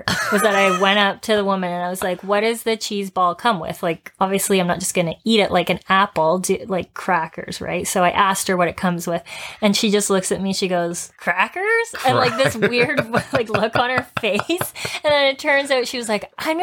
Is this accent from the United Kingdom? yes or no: no; Canada; I'm Canadian.